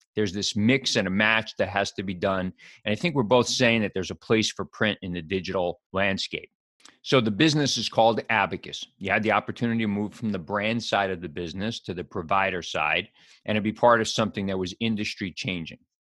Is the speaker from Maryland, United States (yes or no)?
no; New York City, New York, United States; I grew up in New York City